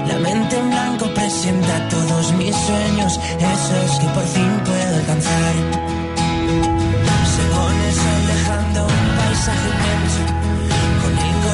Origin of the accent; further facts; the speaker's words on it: Barcelona, Catalonia, Spain; De Barcelona, de Sant Andreu del Palomar.